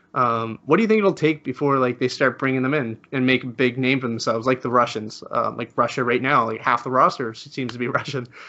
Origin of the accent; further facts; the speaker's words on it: Spain; I'm from Spain